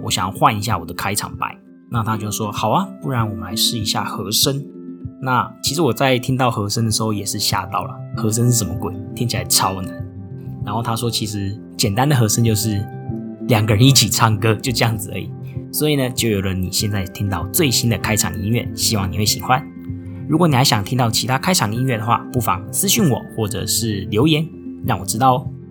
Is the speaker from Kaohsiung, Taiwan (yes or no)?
no; Tainan, Taiwan; moved away as an adult; also born or lived in Japan; now in Singapore; 我也是只有在台湾出生长大